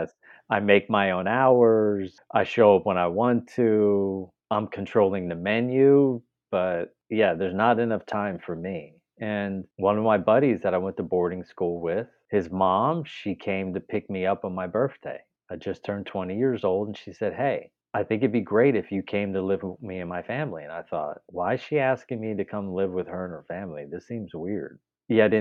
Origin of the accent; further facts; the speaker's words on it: Pennsylvania, United States; I am from Pennsylvania, born and raised there.